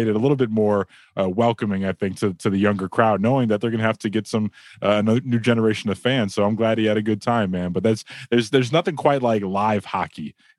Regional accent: Chicago, Illinois, United States; I remember practically being raised up there in the old Chicago Stadium

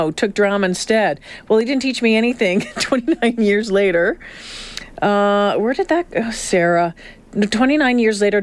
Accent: Belleville, Ontario, Canada; also born or lived in Smiths Falls, Ontario; when I was a kid, I grew up on Lake Ontario. So we lived Smith Falls, Belleville

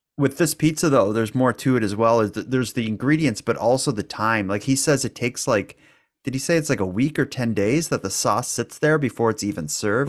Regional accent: Cape Breton, Nova Scotia, Canada; accent: Cape Breton; we're from Cape Breton. We're from a place that has, uh, it's known for having a bit of an accent

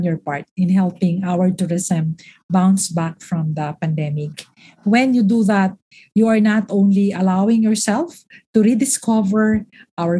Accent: Naga, Bicol Region, Philippines; also born or lived in Albay; I was born in Albay. I grew up in Naga.

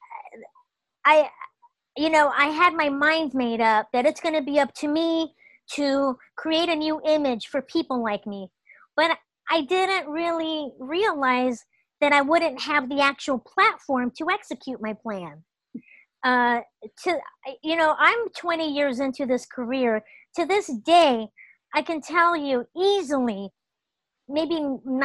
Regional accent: Los Angeles, California, United States; I grew up in Los Angeles

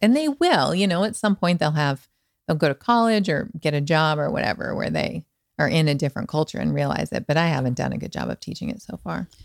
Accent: Montana, United States; also born or lived in Manhattan Beach / West Hollywood; now in Los Angeles, United States; I'm from Montana

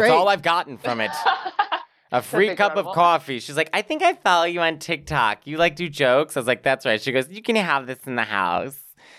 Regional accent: Chicago, Illinois, United States; also born or lived in New York; I'm from Chicago, then in New York. It's like, I don't know how to adjust to sun and happiness.

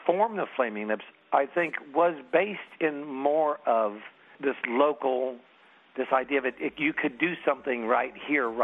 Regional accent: Oklahoma City, Oklahoma, United States; Growing up in Oklahoma, in my household, I wasn't really aware that there could be music that came from out in the world, and then there would be music that's made in our own town

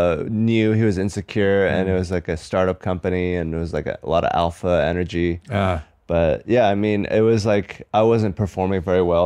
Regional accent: Seattle, Washington, United States; moved away as an adult; also born or lived in New Brunswick, New Jersey / Atlanta, Georgia; I grew up in Seattle mostly, from 7 to 18.

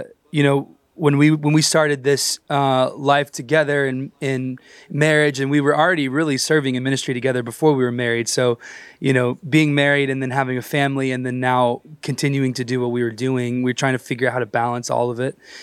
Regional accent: Texas, United States; I was raised in church in Texas

